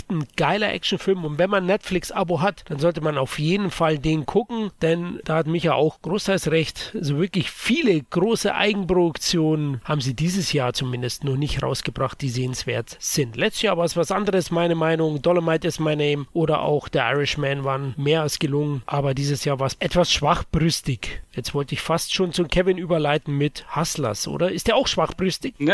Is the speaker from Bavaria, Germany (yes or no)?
yes; Bavaria, Germany; Somit hier Speziwirtschaft, würde man bei uns in Bayern sagen.